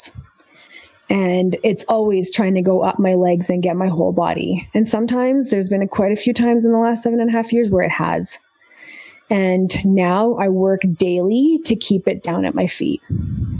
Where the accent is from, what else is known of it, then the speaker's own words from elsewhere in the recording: Canada; growing up in Canada, being Indian